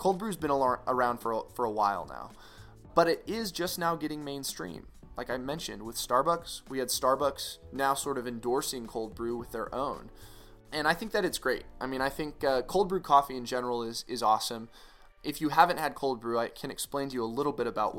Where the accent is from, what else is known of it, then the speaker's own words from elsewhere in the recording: Boise, Idaho, United States; now in El Paso, United States; My hometown of Boise, Idaho